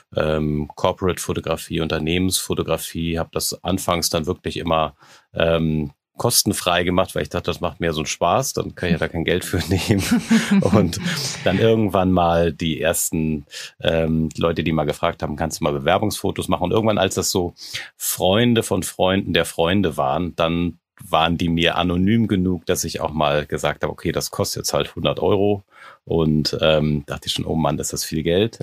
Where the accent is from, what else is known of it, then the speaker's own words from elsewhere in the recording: Hamburg, Germany; moved away as an adult; now in Berlin, Germany; Ich äh, lebe und wohne in Berlin jetzt seit sechs Jahren, komme eigentlich ursprünglich aus, aus Hamburg